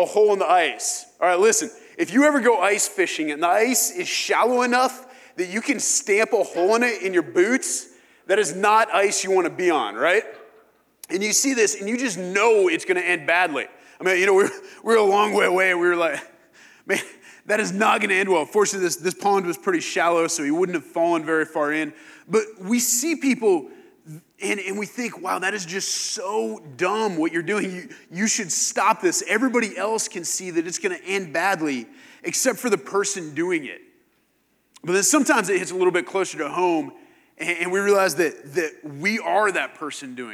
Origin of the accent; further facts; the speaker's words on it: Kansas, United States; moved away; it gets cold in Kansas